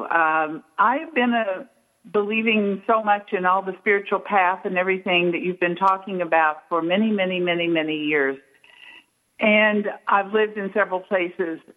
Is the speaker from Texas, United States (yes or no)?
yes; Texas, United States; born there; also born or lived in Minnesota; I've lived in I was born in Texas and lived in Minnesota.